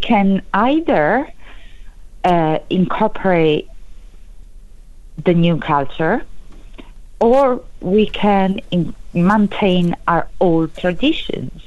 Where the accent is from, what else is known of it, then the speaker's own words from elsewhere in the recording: Italy; accent: Italian; English is a second language; moved away; I think it's quite clear that I'm Italian, for example, as due to my accent. So I can use my Italian roots